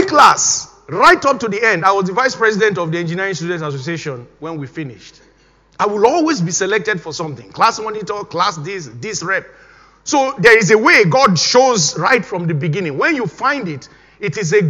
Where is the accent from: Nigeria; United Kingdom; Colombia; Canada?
Nigeria; moved away as an adult; I was still living, of course, in Nigeria then, my home country